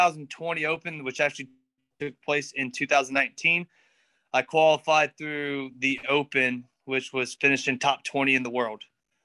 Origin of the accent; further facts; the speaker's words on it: West End, North Carolina, United States; also born or lived in Pinehurst; From North Carolina. I was born in Pinehurst, North Carolina, and lived about, I don't know which direction it was, but I lived in a little town called West End.